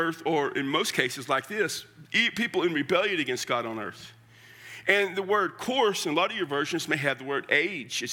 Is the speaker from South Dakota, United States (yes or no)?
no; Central South Texas, United States; moved away; I come from Central South Texas